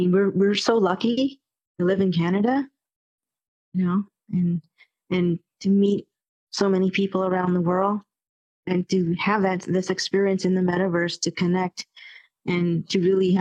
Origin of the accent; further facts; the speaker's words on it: Malaysia; I come from Malaysia, and we experienced colonialism over there.